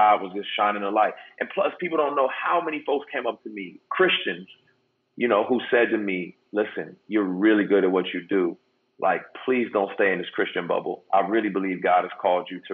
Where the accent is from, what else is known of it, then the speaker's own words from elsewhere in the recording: San Diego, California, United States; I grew up in Southeast San Diego